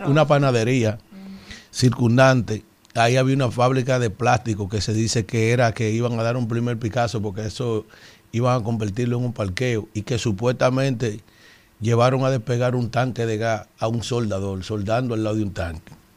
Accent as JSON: {"language": "Spanish", "region": "San Cristóbal", "country": "Dominican Republic", "tie": "born or raised there", "also_born_or_lived": "Yaguate", "said": "A pesar de que soy de Yaguate yo me crié en San Cristóbal, estudiando"}